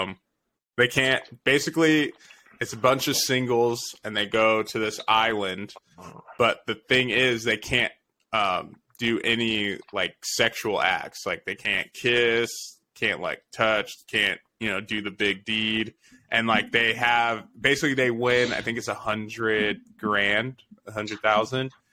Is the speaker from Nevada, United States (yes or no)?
yes; Las Vegas, Nevada, United States; born or raised there